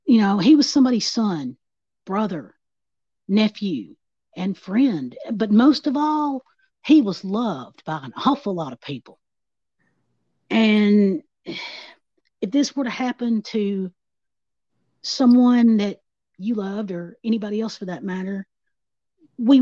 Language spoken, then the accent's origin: English; Big Rock, Tennessee, United States; moved away; I grew up in Big Rock. I am a native of Stewart County.